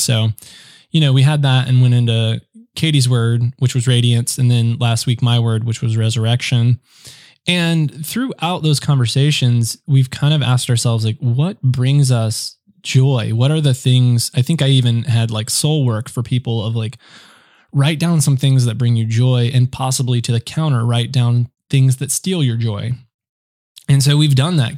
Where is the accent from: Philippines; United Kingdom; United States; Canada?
United States; being an American